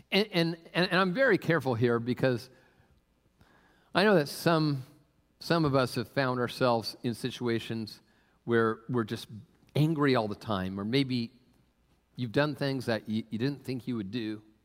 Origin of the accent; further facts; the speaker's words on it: Tacoma, Washington, United States; I grew up in Tacoma area